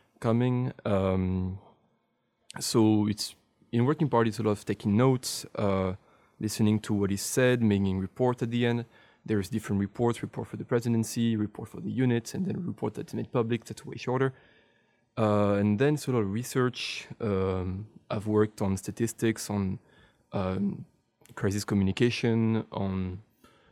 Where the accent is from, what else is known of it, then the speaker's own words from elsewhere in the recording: France; now in Brussels, Belgium; I'm French